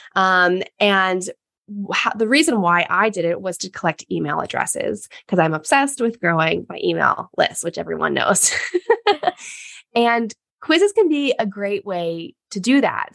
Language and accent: English; United States; growing up as American woman